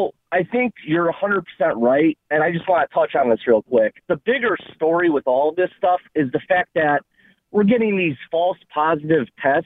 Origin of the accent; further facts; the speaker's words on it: Chicago, Illinois, United States; I'm from Chicago.